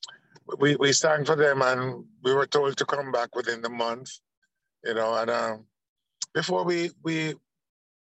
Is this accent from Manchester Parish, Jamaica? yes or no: no; Kingston, Jamaica; all three of us are from Trenchtown, you know? So I was born in Trenchtown.